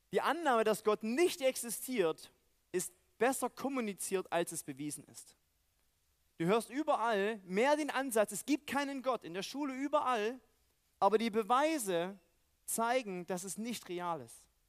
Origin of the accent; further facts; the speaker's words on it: East Germany, Germany; moved away; Weil ich aus dem Osten komme